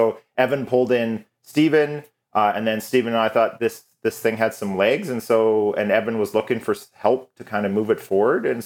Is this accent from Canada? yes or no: yes; Calgary, Alberta, Canada; also born or lived in Vancouver; So I was born and raised in Calgary, but I'd moved to Vancouver for 4 glorious years of beautiful weather and beaches. And then I came back.